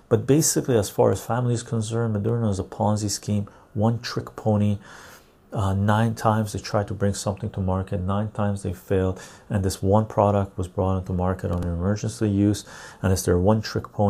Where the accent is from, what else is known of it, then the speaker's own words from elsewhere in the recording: Finland; English is a second language; Finnish dude, I'm from Finland and I use a public transportation bus.